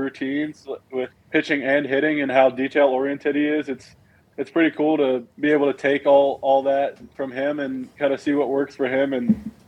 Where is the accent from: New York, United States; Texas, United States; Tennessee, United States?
Tennessee, United States; Knoxville; I'm from Knoxville, born in Knoxville, moved away for a few years and then came back when I was about seven. So I've lived in Knoxville my whole life